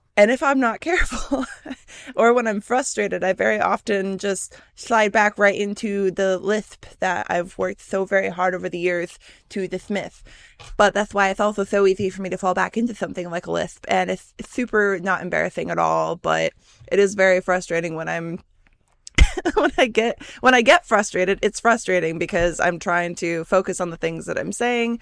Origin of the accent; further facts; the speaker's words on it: Michigan, United States; moved away; also born or lived in California; growing up in Michigan